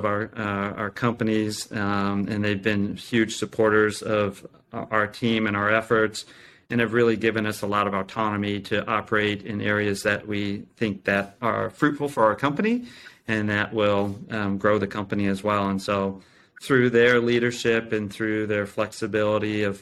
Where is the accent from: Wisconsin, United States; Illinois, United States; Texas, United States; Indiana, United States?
Illinois, United States; Champaign; I grew up near Champaign, or in Champaign, Illinois, close to the University of Illinois